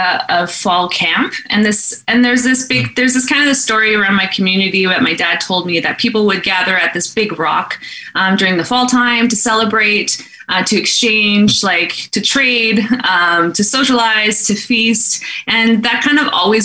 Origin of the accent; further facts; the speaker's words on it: Garden Hill, Manitoba, Canada; I'm from Garden Hill First Nation. Oh, yeah. It's in northern Manitoba